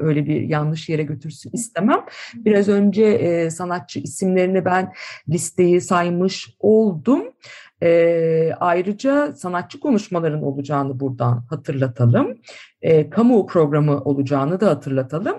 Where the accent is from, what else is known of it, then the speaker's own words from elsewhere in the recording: Istanbul, Turkey; İstanbullular olarak